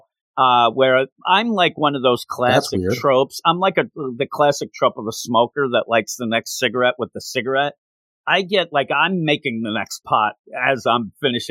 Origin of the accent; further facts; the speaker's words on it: United States; I'm American, not Canadian